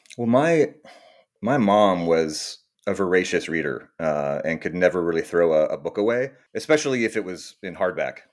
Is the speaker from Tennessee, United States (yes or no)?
no; Austin, Texas, United States; moved away as an adult; also born or lived in New York / California; now I'm back in uh, Austin, Texas, my my hometown